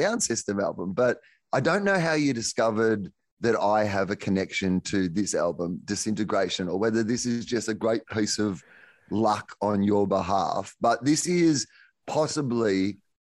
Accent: Australia; as an Australian

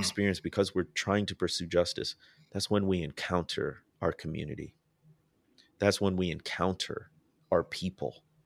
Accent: Midwest, United States; moved away; I grew up in the Midwest

